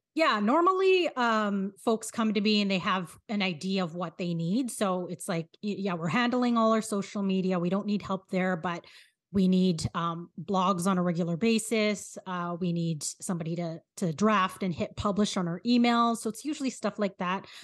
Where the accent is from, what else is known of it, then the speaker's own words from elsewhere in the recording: Philippines; as a Filipino